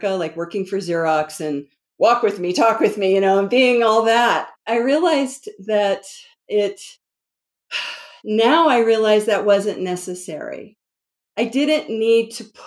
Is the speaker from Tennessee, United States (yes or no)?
no; DC metro area, Northern Virginia, United States; moved away; I'm originally from the East Coast, and it's like, you know, go, go, go, produce, you know, DC metro area, Northern Virginia. And mm-hmm. I grew up with that energy.